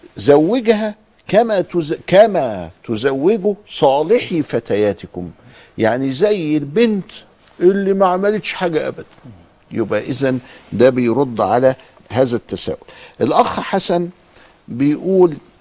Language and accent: Arabic; Upper Egypt, Egypt; وعندنا في الصعيد